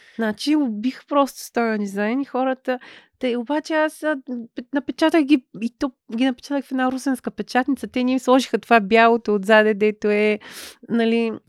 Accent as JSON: {"language": "Bulgarian", "town": "Ruse", "region": "Ruse Province", "country": "Bulgaria", "said": "аз съм русенка"}